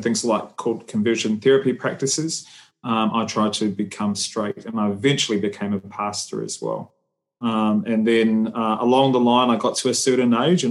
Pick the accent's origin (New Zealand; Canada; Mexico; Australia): New Zealand; I'm Samoan. I was born and raised in New Zealand